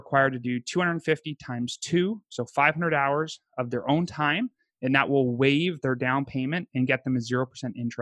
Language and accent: English; Canada; moved away as an adult; also born or lived in upstate New York / Pittsburgh / Pennsylvania; I grew up in Canada